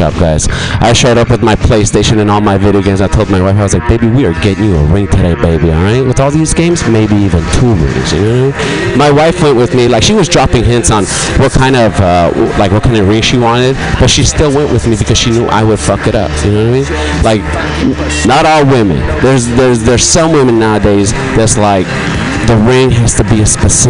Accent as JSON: {"language": "English", "region": "Southern California", "country": "United States", "tie": "born or raised there", "said": "I'm from Southern California"}